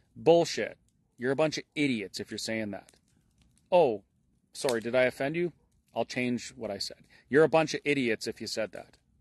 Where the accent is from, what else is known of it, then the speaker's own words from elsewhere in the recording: Alberta, Canada; as a Canadian and as an Albertan